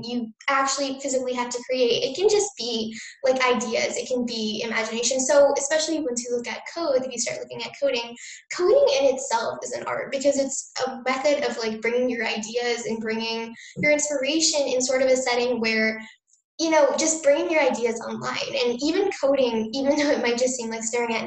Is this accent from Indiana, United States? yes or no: no; New Jersey, United States; I grew up in New Jersey